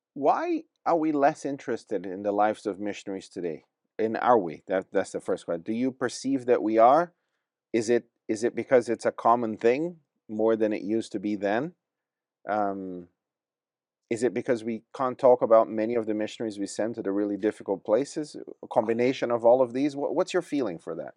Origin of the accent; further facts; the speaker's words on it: Brazil; also born or lived in Watford; now in England; I was born in Brazil